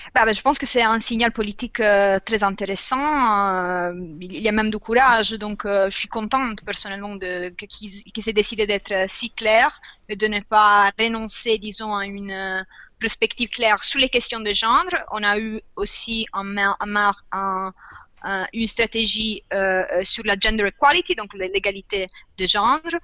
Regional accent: Italy; French is a second language; moved away; je viens d'Italie

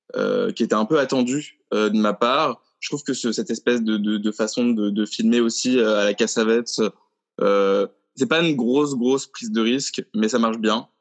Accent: Paris, Île-de-France, France; en tant que Parisien

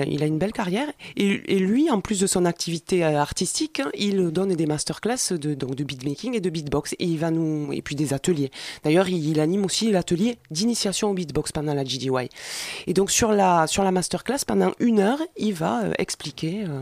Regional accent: Montreuil, Île-de-France, France; on est de Montreuil

